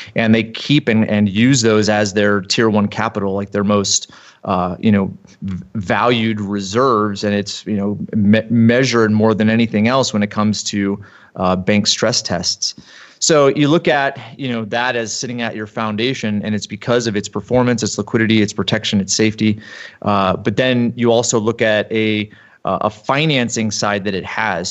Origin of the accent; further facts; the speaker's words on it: East Coast, United States; moved away as an adult; now in Utah, United States; I grew up on the East Coast and played hockey in college for a few years